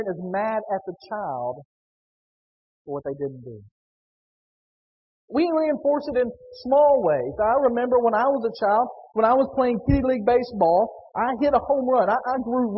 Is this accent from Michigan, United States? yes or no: no; Northwest Tennessee, United States; Growing up in Northwest Tennessee